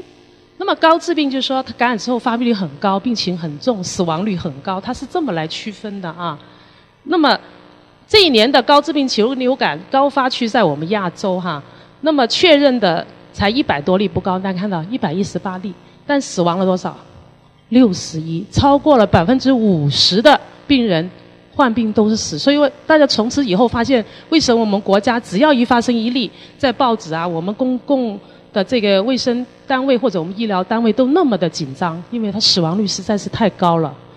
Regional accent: Hong Kong; 那么这个公共事件发生的处理好与否，也影响了我们香港人的一个信心。

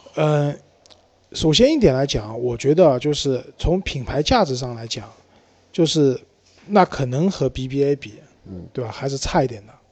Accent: China; 我们中国人

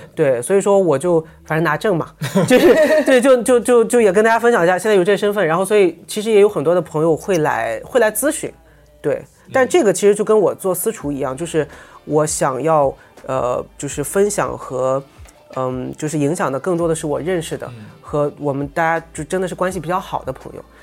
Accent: Qingdao, Shandong, China; moved away as an adult; now in Shanghai, China; 我是青岛人，我们从小其实在青岛

